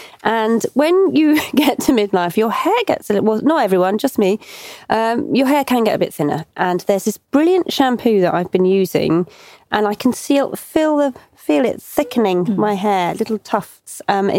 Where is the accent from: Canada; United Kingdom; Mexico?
United Kingdom; Cornwall, South West England; I was just 15 and I came to London from Cornwall on my own on the train.